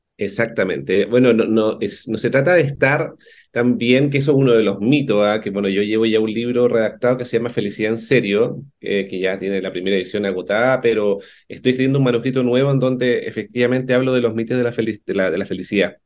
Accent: Concepción, Biobío, Chile; moved away as an adult; now in Santiago, Chile; yo soy de Conce, yo viví mis primeros 30 años en Conce, así que me vine a Santiago el 2010

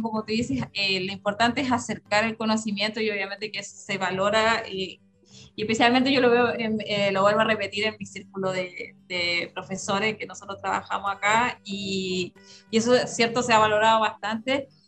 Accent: Rapa Nui, Valparaíso, Chile; also born or lived in Viña del Mar; muchos Rapa las raíces nos llaman para vivir acá, yo sé que voy a vivir acá

